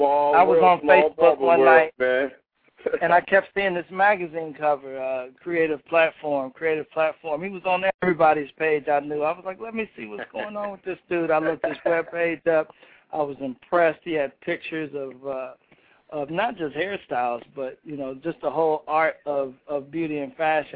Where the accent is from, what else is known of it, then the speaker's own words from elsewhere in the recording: Indianapolis, Indiana, United States; now in Columbus, United States; he's from my hometown, Indianapolis.